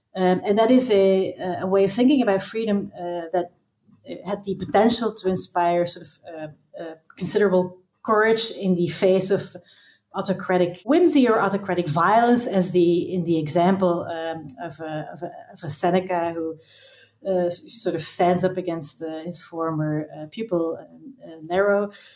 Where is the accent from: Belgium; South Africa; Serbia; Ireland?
Belgium; moved away as an adult; now in Amsterdam, Netherlands; I am from Belgium originally, but I live in Amsterdam and I have lived here for the past 10 years.